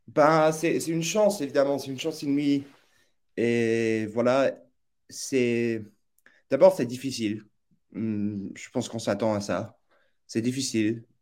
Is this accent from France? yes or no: no; New York, United States; moved away as an adult; also born or lived in boarding school near the Canadian border; now in Oxford, United Kingdom; je suis originaire des États-Unis, donc j'ai grandi à, New York